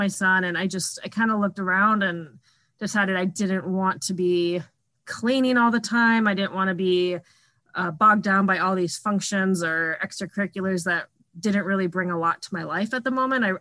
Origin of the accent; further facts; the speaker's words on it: Minnesota, United States; I'm from Minnesota and lived here almost my whole life.